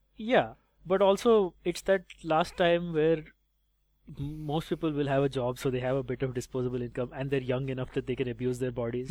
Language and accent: English; India; I enjoy being Indian